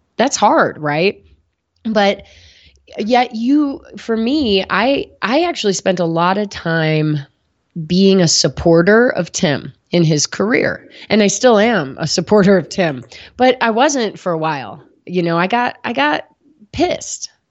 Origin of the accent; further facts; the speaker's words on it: Midwest, United States; moved away as an adult; also born or lived in New Haven, Connecticut / San Diego; now in Boulder, United States; I grew up in the Midwest